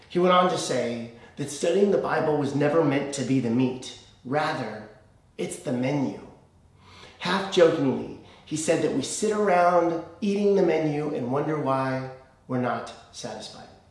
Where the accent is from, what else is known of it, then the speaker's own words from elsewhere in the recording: United States; as an American